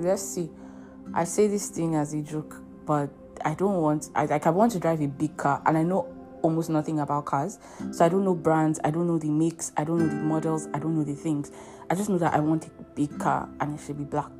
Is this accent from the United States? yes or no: no; Nigeria; also born or lived in Europe; As a Nigerian in Nigeria